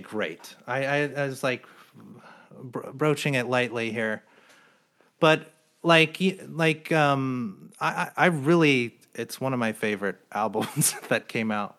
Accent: New Jersey, United States; also born or lived in Philadelphia / New York; now in Los Angeles, United States; I'm from New Jersey.

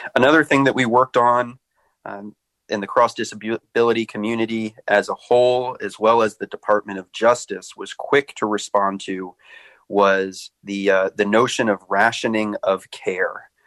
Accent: Annapolis, Maryland, United States; moved away; I grew up in Annapolis, Maryland

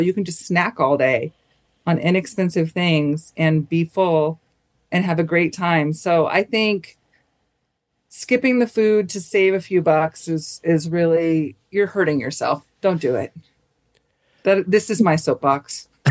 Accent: Southern California, United States; I'm from Southern California

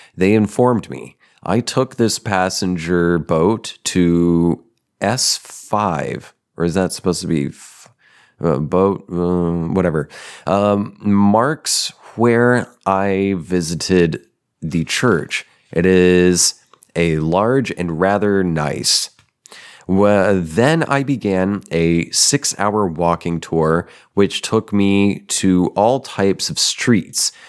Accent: Denver, Colorado, United States; I was born in Denver. Well, you know, suburb.

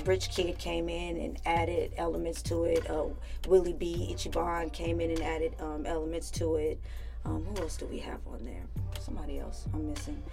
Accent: Richmond, California, United States; now in Los Angeles, United States; where I grew up in Richmond, like you know, my peoples, our peoples, they have own their own homes

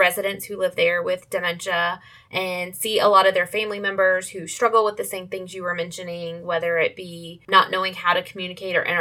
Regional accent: Alabama, United States; moved away; also born or lived in Durham, North Carolina; I grew up in Alabama

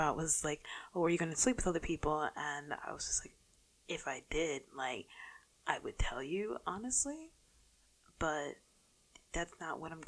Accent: New York City, New York, United States; also born or lived in North Carolina; I'm a Bronx native. Lived in the Bronx for the majority of my life, except for like the couple years I lived in North Carolina

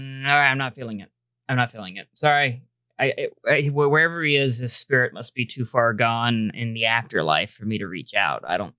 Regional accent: Hartford, Connecticut, United States; We're two guys from Hartford.

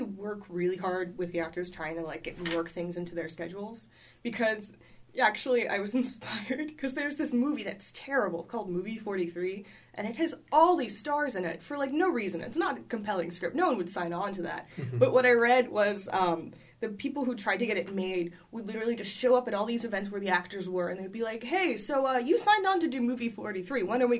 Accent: New York City, New York, United States; New York. And it was on the Upper West Side. Like, it's not a neighborhood that gets robbed very often.

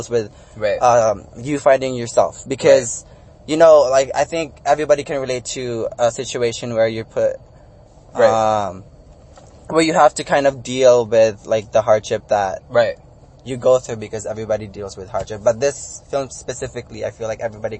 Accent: Dumaguete, Negros Oriental, Philippines; now in United States; my main dialect is Visaya, since I'm originally from Dumaguete, which is like an hour away from Cebu

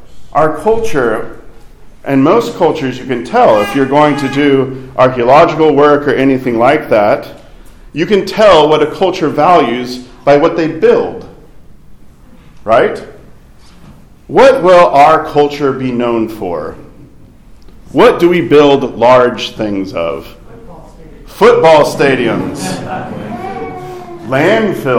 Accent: Fayetteville, Arkansas, United States; moved away; my hometown around Fayetteville, Arkansas

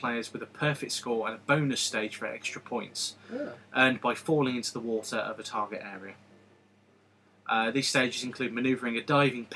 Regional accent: United Kingdom; Being typically British

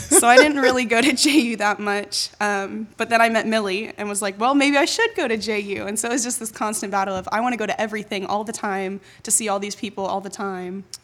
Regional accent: Jacksonville, Florida, United States; I was born and raised in Jacksonville, so I was actually born at N A S Jacks

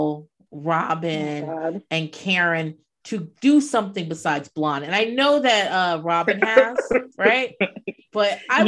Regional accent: United States; also born or lived in Atlanta; I also grew up in like this Virginia, Maryland, DC, like in this whereabouts

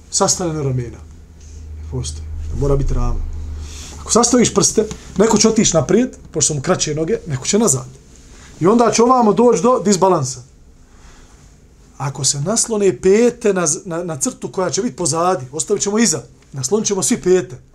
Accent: Bosnia & Herzegovina; Pogledajte kod nas u Bosni.

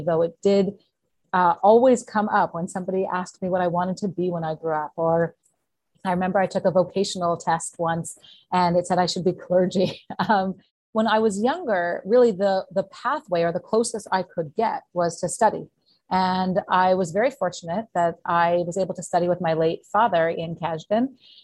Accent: Canada; also born or lived in Montreal, Quebec / Ottawa, Ontario; So I grew up in Montreal and Ottawa

